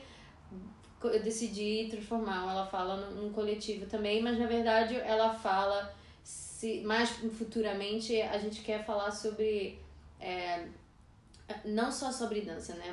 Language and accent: Portuguese; Brazil; moved away; sendo brasileira e morando aqui